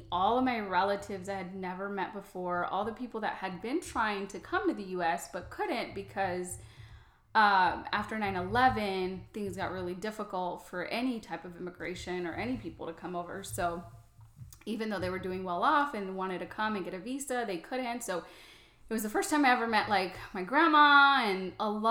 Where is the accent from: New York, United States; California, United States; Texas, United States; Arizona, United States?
Arizona, United States; also born or lived in Mexico; I'm an Arizona native just because, like, I literally had no memory of Mexico because I was brought here at a very young age of two and a half.